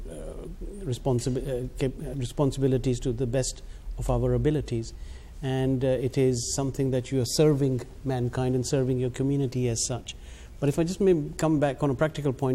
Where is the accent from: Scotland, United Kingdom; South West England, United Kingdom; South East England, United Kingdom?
South East England, United Kingdom; Gillingham; I am from Gillingham and we had the mosque opening there